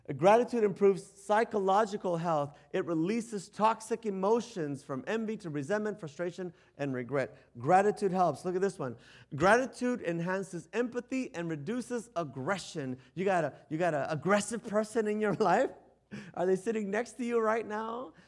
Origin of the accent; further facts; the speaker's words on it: United States; us Americans